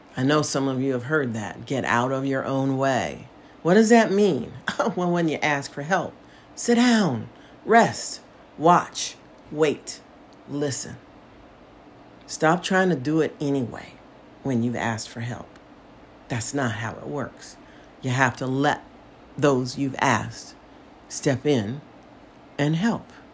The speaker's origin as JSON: {"language": "English", "country": "United States", "moved": "as an adult", "lives_now": "Portugal", "said": "as an American"}